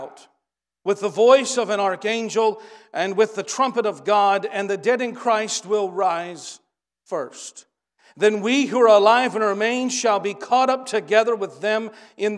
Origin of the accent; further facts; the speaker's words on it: Stanton, Kentucky, United States; We're from Stanton, Kentucky